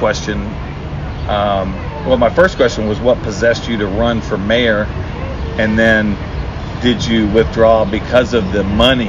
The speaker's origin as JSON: {"language": "English", "town": "Columbus", "region": "Mississippi", "country": "United States", "tie": "born or raised there", "moved": "yes", "lives_now": "St. Petersburg, United States", "said": "Columbus, Mississippi, in my hometown"}